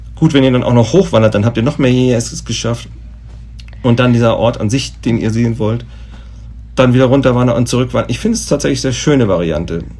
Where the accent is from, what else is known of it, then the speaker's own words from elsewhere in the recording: Germany; als Deutscher